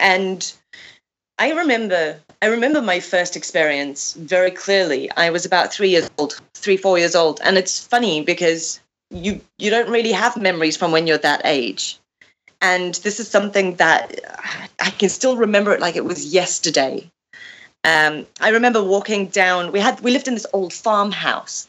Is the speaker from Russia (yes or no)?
no; South Africa; moved away as an adult; also born or lived in Zimbabwe / Greece; now in England; My family moved to South Africa, and I was raised there up until my early 20s.